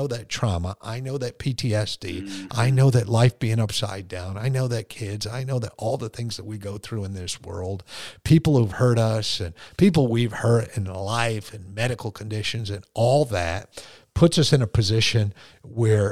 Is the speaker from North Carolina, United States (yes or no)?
no; Connecticut, United States; moved away as an adult; also born or lived in Fort Leonard Wood, Missouri / Korea / California; when you're born and raised in Connecticut and you're stationed at Fort Leonard Wood, Missouri, and then you're stationed in Korea